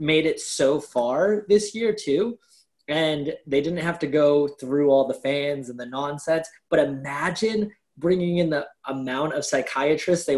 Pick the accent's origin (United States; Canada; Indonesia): United States; Massachusetts; We're both from Massachusetts